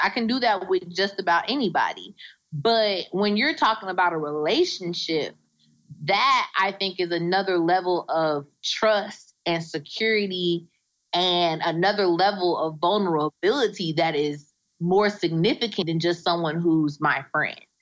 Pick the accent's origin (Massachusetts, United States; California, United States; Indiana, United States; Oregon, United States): Indiana, United States; now in Indianapolis, United States; I'm from Indiana. Um, and I'm I'm based out of Indianapolis. I live in Indianapolis. I'm from a small town in Indiana